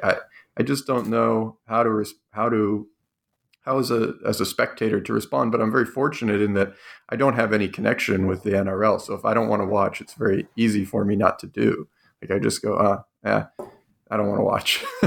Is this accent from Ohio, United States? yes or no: yes; Cleveland, Ohio, United States; I grew up in Cleveland